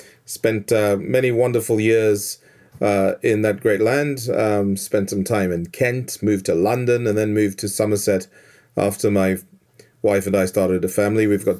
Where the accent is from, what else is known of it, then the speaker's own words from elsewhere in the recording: Zimbabwe; moved away as an adult; also born or lived in Zambia; now in Adelaide, Australia; But I'm actually from Africa. I was born in a country called Zambia, and my family and I lived there in the 70s, late 70s. Then my mom and dad moved to Zimbabwe. That coincided with them splitting up as well. And we landed in Zimbabwe in 1980